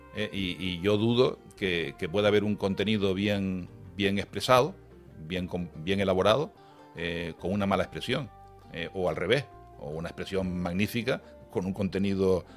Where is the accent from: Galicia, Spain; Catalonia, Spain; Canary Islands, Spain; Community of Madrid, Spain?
Canary Islands, Spain; hablar en canario, en nuestra modalidad